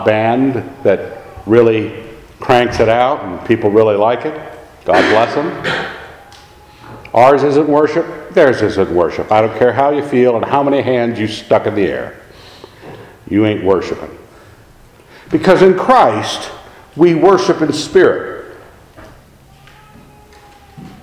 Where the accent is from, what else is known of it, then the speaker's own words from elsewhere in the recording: Scotland, United Kingdom; I'm a Scot